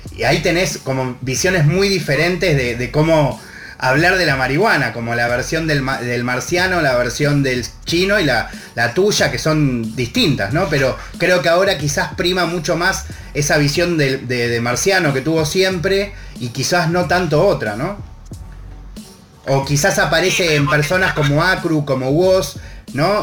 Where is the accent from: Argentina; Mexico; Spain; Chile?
Argentina; mi país.